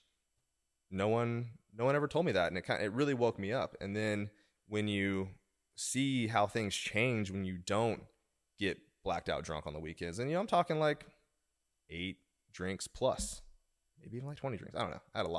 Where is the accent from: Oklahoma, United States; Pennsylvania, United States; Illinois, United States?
Oklahoma, United States; now in Washington, D.C., United States; I moved from Oklahoma to Washington, D.C., and then I still hung out with some people from back home and behaved differently.